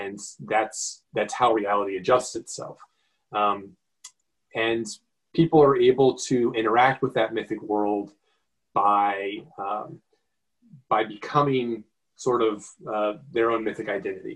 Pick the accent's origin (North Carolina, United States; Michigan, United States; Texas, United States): North Carolina, United States; near Asheville, Western; moved away as an adult; now in Chicago, United States; I grew up in Western North Carolina, small town near Asheville, and came to Chicago for college.